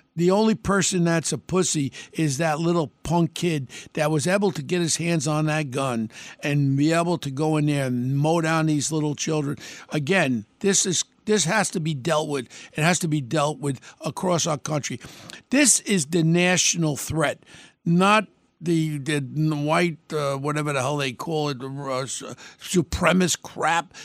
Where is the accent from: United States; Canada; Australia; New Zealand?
United States; We're an American